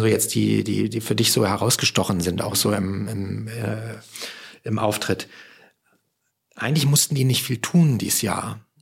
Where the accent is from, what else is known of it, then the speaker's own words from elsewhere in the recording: Hamburg, Germany; als Hamburger